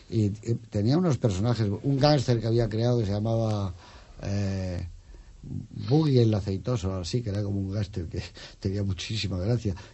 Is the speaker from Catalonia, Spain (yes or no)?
no; Madrid, Community of Madrid, Spain; que hizo eh, Viva Madrid, que es mi pueblo